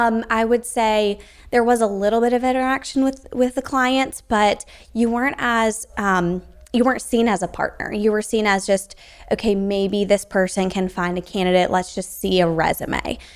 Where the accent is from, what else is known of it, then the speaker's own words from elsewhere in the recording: South Carolina, United States; I'm from South Carolina.